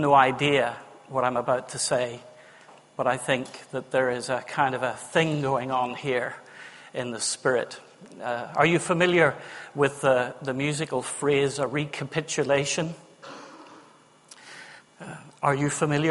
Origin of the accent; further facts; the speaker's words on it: Northern Ireland, United Kingdom; now in Witney, United Kingdom; I'm Northern Irish.